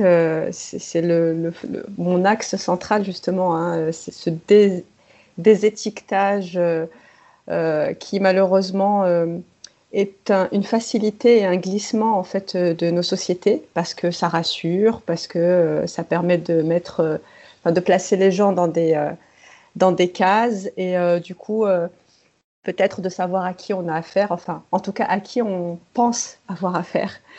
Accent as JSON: {"language": "French", "country": "France", "tie": "born or raised there", "said": "je suis née, j'ai grandi en France"}